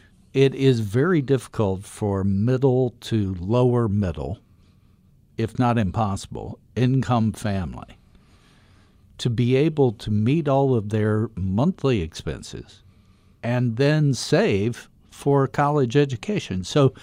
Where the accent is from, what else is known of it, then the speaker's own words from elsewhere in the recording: Dayton, Ohio, United States; my situation when I grew up around the Dayton, Ohio area. First generation college students.